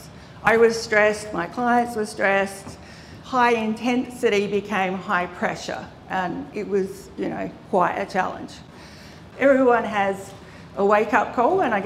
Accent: Adelaide, South Australia, Australia; I grew up in Adelaide, in the Adelaide Hills.

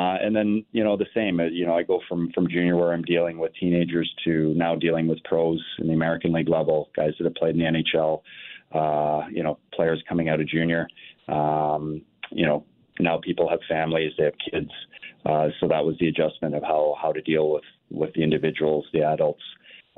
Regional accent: Northern Ontario, Canada; now in St. Louis, United States; I grew up in Northern Ontario playing hockey

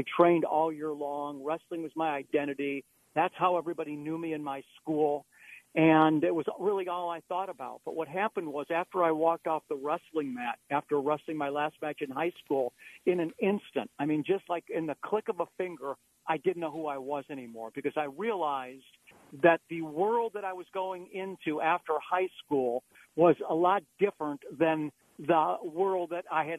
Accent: Beachwood, Ohio, United States; I grew up in an eastern suburb of Cleveland called Beechwood, Ohio

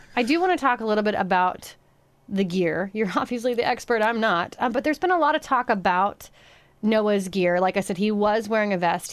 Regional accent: Union City, Pennsylvania, United States; moved away; my hometown of Union City, Pennsylvania

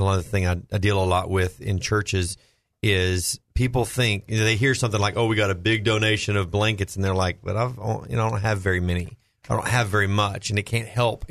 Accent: Southeast Texas, United States; I grew up in Southeast Texas, and we dealt with a lot with hurricanes and things of that nature

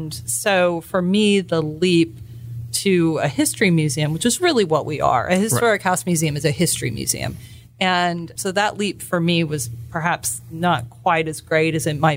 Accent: Houston, Texas, United States; now in Austin, United States; I'm from Houston originally

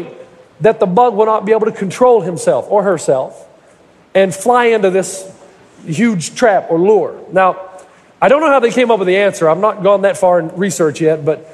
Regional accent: United States; the Kingsport Mets, which is just adjacent to my hometown

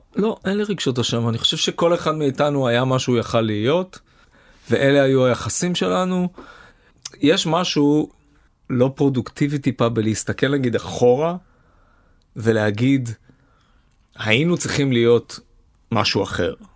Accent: Herzliya, Tel Aviv District, Israel; moved away as an adult; אני גדלתי בהרצליה

